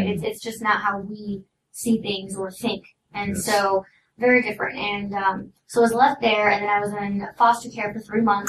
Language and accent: English; Oblong, Illinois, United States; also born or lived in Salem, Illinois; now in Los Angeles, United States; Southern Illinois, small town, middle of nowhere. Where is it? Oblong. You've never heard of it.